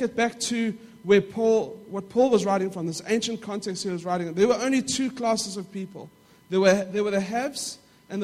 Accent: Johannesburg, Gauteng, South Africa; we lived in a middle-class neighborhood in South Africa. Now, I don't know, for those of you who know parts of South Africa, it is the south of Johannesburg

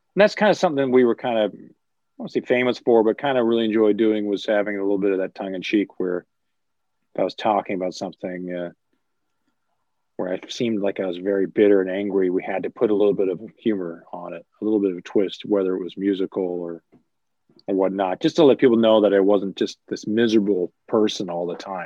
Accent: Vancouver, British Columbia, Canada; we grew up in Vancouver

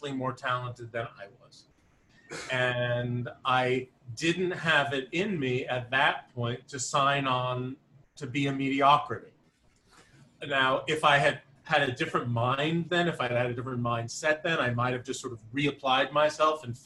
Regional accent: Albertson, New York, United States; I grew up on Long Island

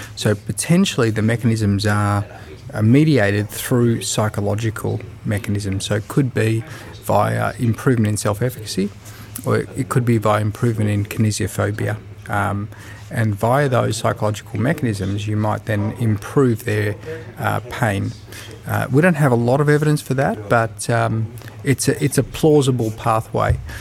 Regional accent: Melbourne, Victoria, Australia; I'm a physiotherapist from Melbourne, Australia

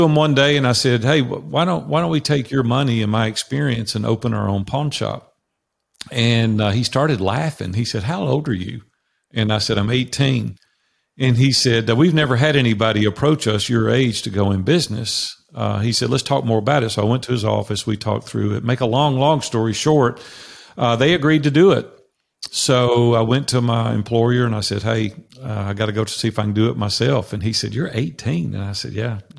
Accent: Nashville, Tennessee, United States; I grew up in Nashville, Tennessee, which I currently live

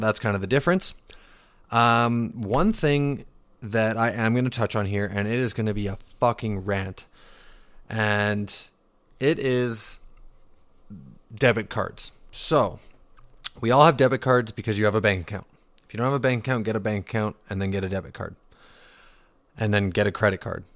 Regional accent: Vancouver, British Columbia, Canada; also born or lived in Calgary / Okanagan; grew up in the Vancouver region, currently living in the Okanagan

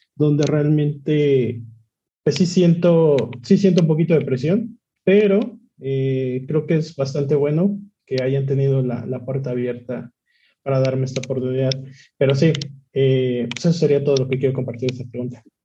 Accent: Tlaxcala, Mexico; soy de Tlaxcala, tengo 28 años.

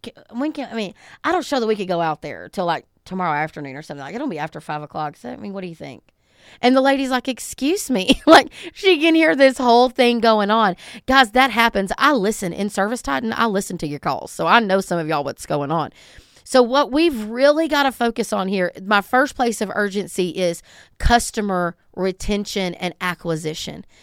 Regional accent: the South, United States; I'm from the South

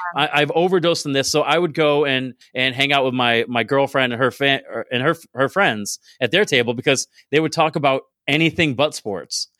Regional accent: Binghamton, New York, United States; I'm from Binghamton

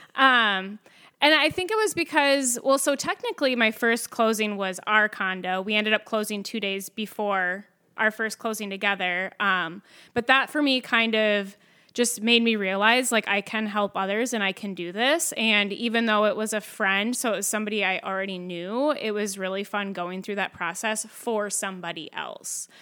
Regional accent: Winthrop, Minnesota, United States; also born or lived in Tracy, Minnesota; I grew up mainly in a small town in Minnesota called Winthrop

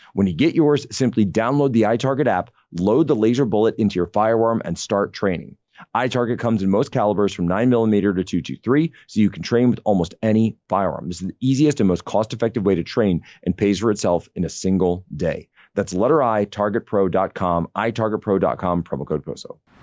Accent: Pennsylvania, United States; moved away; back in my home state of Pennsylvania

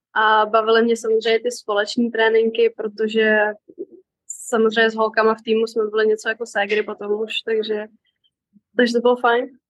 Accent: Karlovy Vary, Karlovy Vary Region, Czechia; moved away; also born or lived in Texas, United States; Já jsem původně z Varu

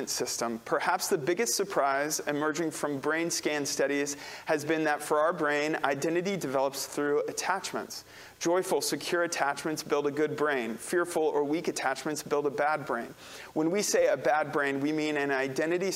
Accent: St. Louis, Missouri, United States; I'm from St. Louis

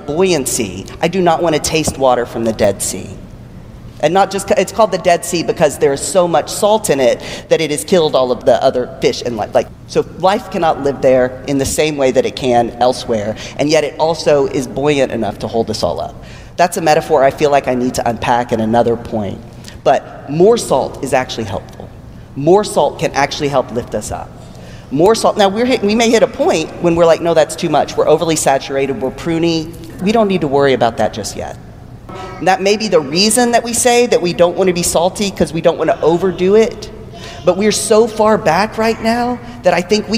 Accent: Texas, United States; born or raised there

